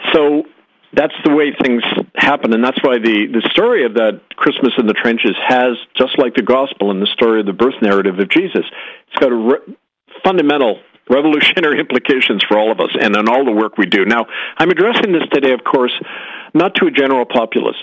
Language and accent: English; Winnipeg, Manitoba, Canada; my hometown of Winnipeg